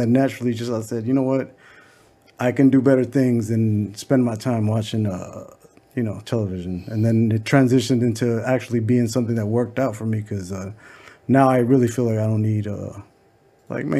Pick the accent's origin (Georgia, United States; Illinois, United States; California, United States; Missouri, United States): California, United States; Los Angeles; also born or lived in the Valley; I grew up in Echo Park